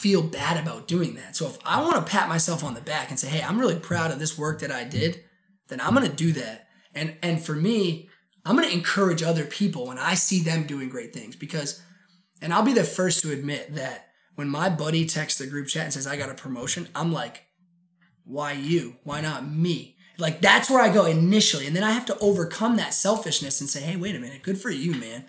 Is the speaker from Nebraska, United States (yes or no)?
no; Portland, Maine, United States; also born or lived in Sacopee Valley, Maine / Oregon; I grew up in Portland, Maine, and having gone to Riverton Elementary School and Lincoln Middle School